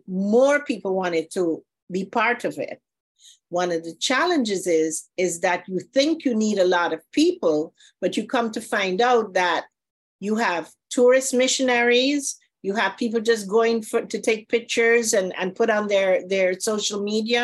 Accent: Guyana; moved away as an adult; now in Florida, United States; I'm from Guyana, South America, and I came to Florida to study opticianry

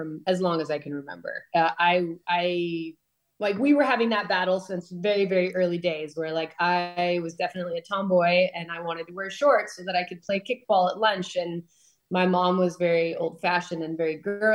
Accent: Palos Verdes, California, United States; I grew up in Los Angeles area, but like far from the city, kind of in the southern Los Angeles County. There's a town called Palos Verdes

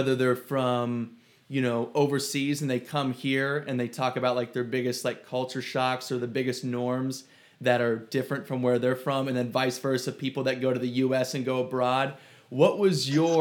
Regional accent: Ohio, United States; also born or lived in Cleveland; now in Arizona, United States; I'm from Ohio

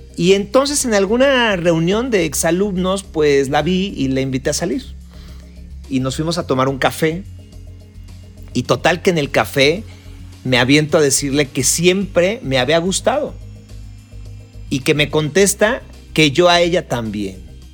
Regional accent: Mexico; somos latinos, somos mexicanos

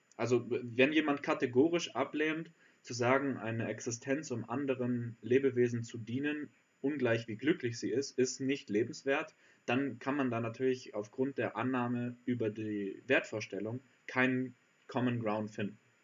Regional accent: Allgäu, Bavaria, Germany; da wo ich herkomme im Allgäu

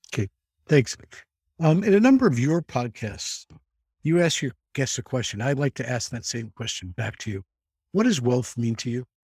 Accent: New York City, New York, United States; I grew up in the Bronx

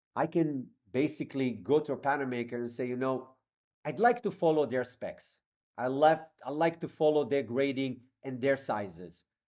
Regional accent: Israel; moved away as an adult; now in New York City, United States; I'm from Israel

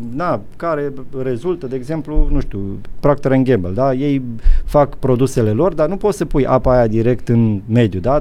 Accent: Romania; moved away as an adult; also born or lived in Netherlands; now in Luxembourg; eu vin din România, știu, eu am mai trecut prin comunism

